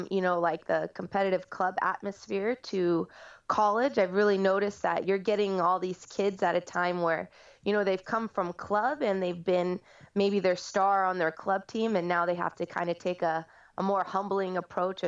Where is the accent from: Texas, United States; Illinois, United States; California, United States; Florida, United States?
California, United States; moved away as an adult; also born or lived in Nashville, Tennessee; I moved out here from Nashville most recently, but I am a California native, so it's been great to be back here